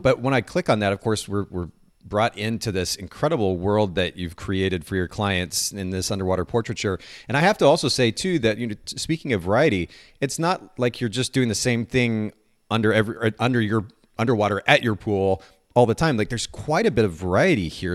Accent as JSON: {"language": "English", "country": "Japan", "tie": "born or raised there", "moved": "yes", "said": "I grew up in Japan"}